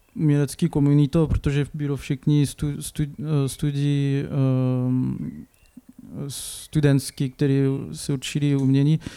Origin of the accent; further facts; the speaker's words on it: Clermont-Ferrand, Auvergne-Rhône-Alpes, France; Czech is a second language; moved away as an adult; also born or lived in Lyon / Paris; now in Šternberk, Czech Republic; pocházím z Francii, uh, to je, pocházím z město, z město, který se jmenuje Clermont-Ferrand